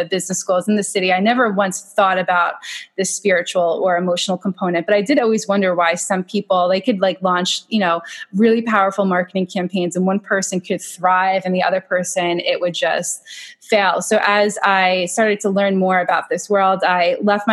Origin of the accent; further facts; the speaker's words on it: Long Island, New York, United States; I'm from Long Island. I came back to Long Island